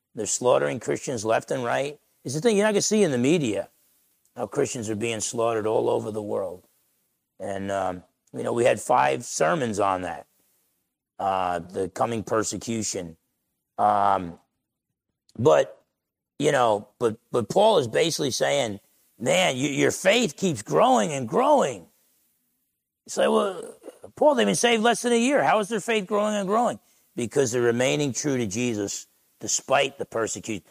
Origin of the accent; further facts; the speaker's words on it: Essex County, New Jersey, United States; moved away; All the guys I grew up with back in Essex County, New Jersey